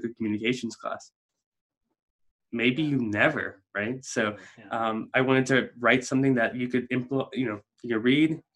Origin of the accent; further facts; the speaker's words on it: South Africa; moved away as an adult; now in United States; I'm a South African, immigrated to the States in December of 2007.